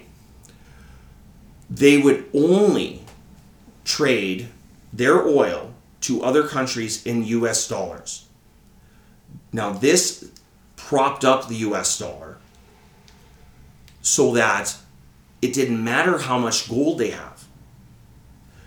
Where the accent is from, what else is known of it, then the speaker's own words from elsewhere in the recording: Canada; as a Canadian